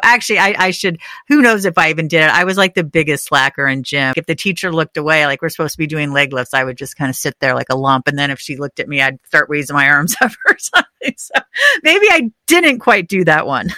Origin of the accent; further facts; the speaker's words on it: Northern California, United States; moved away; I grew up in Northern